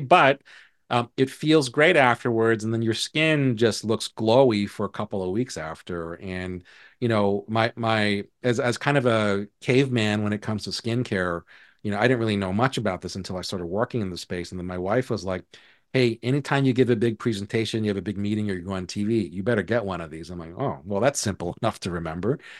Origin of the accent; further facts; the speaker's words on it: Hawaii, United States; where I was born and raised in Hawaii